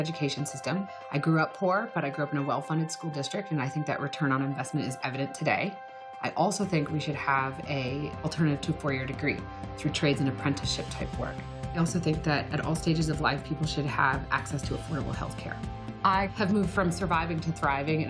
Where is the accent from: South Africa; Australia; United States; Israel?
United States; New Hampshire; moved away as an adult; also born or lived in North Carolina; I grew up in New Hampshire